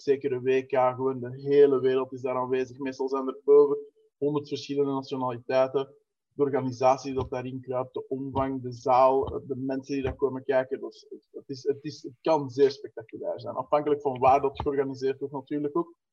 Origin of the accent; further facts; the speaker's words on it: Wemmel, Flanders, Belgium; Ik ben 31 jaar uit Wummel, dat is eh, de Noordrand